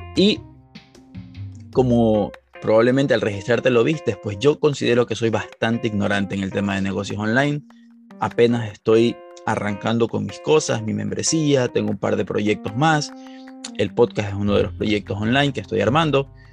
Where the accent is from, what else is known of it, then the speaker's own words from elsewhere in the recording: Ecuador; en Ecuador, que es de donde yo soy